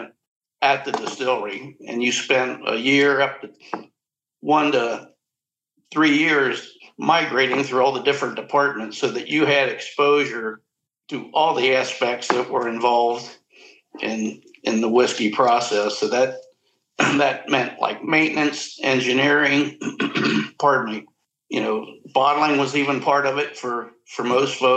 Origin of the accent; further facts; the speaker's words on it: Cincinnati, Ohio, United States; I was growing up in Cincinnati.